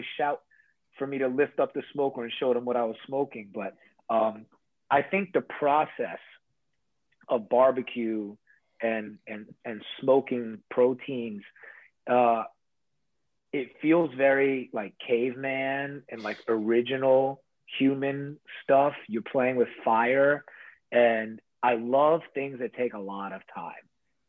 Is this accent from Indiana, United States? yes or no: no; Florida, United States; moved away; also born or lived in New York; I'm from Florida.